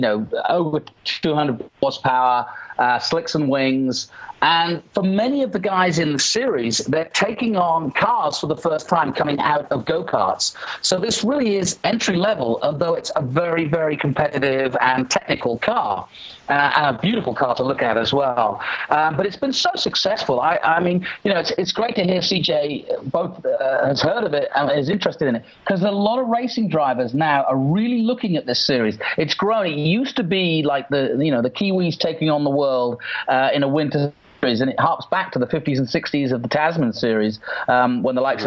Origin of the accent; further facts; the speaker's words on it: England, United Kingdom; Being from England